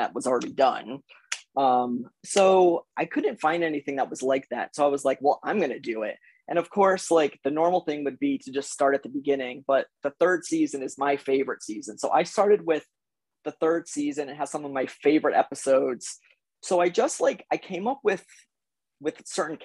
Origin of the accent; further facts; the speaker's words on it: Connecticut, United States; I am from Connecticut